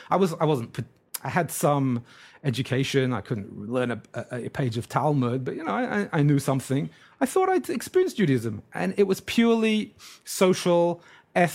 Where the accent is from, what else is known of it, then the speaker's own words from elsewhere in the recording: England, United Kingdom; moved away as an adult; now in Brooklyn, New York, United States; I grew up in England